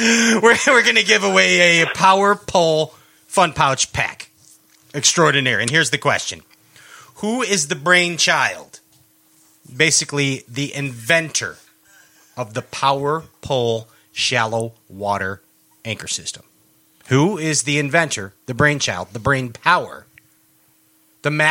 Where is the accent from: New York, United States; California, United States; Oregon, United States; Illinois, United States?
Illinois, United States; outside of Chicago; moved away; also born or lived in Boca Raton, Florida; I was raised mm-hmm. outside of Chicago, but I lived in Florida for like 10 years